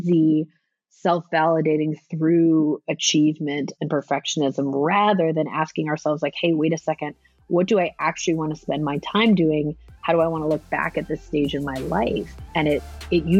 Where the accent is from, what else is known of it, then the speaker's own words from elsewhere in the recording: Southern California, United States; I'm from Southern California